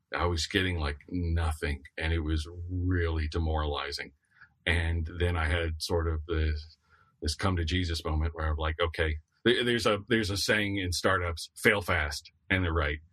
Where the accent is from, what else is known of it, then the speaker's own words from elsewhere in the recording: the Florida coast, United States; I grew up on the Florida coast